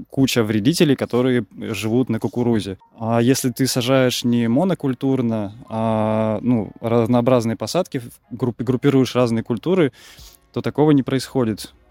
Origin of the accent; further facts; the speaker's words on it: Saint Petersburg, Russia; also born or lived in Moscow / Voronezh / Cherepovets; я родом из Питера, пожил и в Питере, в Москве